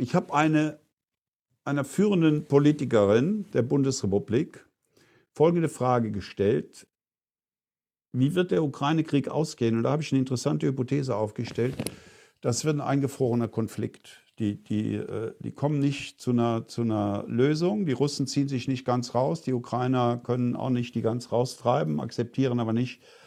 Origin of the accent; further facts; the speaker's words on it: Eifel, Germany; moved away; meine Heimat in der Eifel